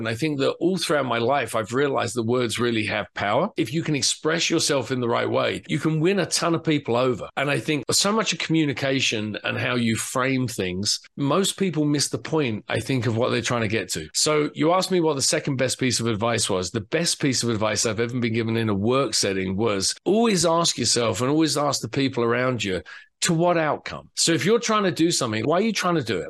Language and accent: English; England, United Kingdom; moved away as an adult; now in United States; I'm obviously English, right? So I grew up reading 2000 AD